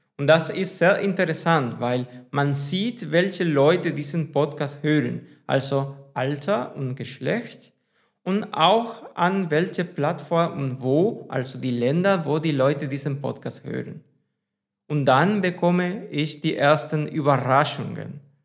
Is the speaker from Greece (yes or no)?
no; Spain; first language Spanish; German is a second language; ich auf Spanien komme und Spanisch meine Muttersprache ist.